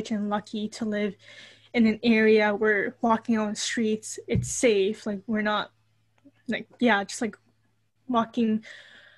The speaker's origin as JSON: {"language": "English", "town": "Toronto", "region": "Ontario", "country": "Canada", "tie": "born or raised there", "said": "I was born and raised here in Toronto"}